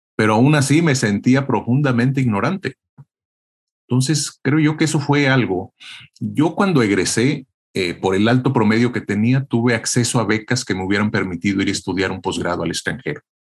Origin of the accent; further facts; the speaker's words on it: Tierra Caliente, Michoacán, Mexico; soy mexicano, nacido en Tierra Caliente, Michoacán